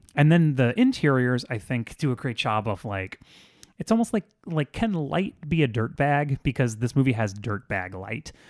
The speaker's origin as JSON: {"language": "English", "region": "South Florida", "country": "United States", "tie": "born or raised there", "said": "I grew up in South Florida"}